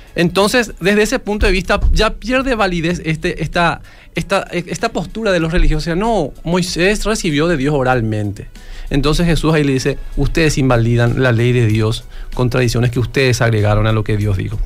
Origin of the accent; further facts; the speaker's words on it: Paraguay; yo soy paraguayo